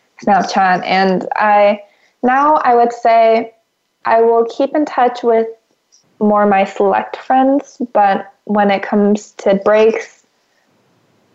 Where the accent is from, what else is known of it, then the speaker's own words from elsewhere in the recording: California, United States; moved away as an adult; also born or lived in Houston, Texas; being from California